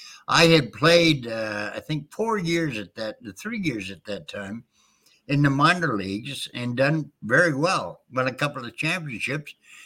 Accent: New Brunswick, Canada; also born or lived in United States; now in Michigan, United States; as a child, I was born in the United States. Not very many people know that. But I was raised primarily by my grandparents in New Brunswick, Canada.

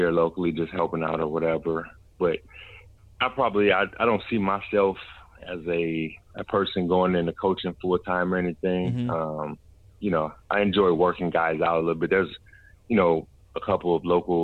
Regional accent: Inglewood, California, United States; I grew up in Inglewood, across the street from the Forum.

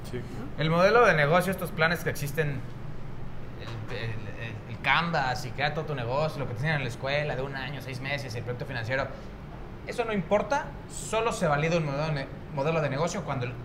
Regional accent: Sonora, Mexico; Yo vengo de Sonora, es mi segunda semana aquí.

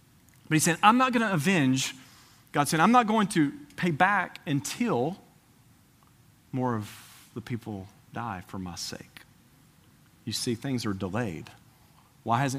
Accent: Tennessee, United States; Tennessee, I'm from Tennessee

